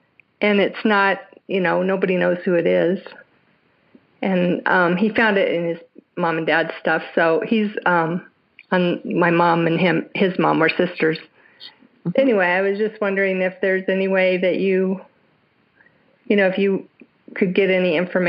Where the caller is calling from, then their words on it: Denver, Colorado, United States; I'm calling from Denver area, Colorado.